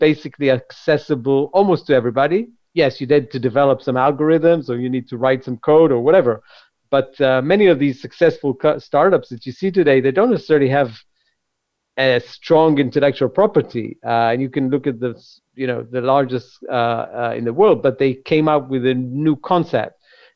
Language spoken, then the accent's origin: English; Jerusalem, Jerusalem District, Israel; Grew up in Jerusalem